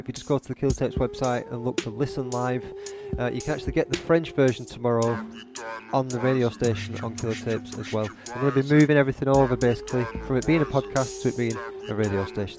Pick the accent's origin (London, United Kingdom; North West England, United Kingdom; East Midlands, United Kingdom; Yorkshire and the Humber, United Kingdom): North West England, United Kingdom; Blackburn; accent: Blackburn; My Blackburn accent